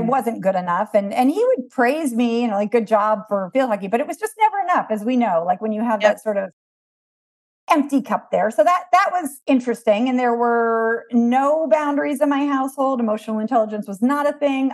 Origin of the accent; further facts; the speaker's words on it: East Coast of the United States, United States; I was raised on the East Coast of America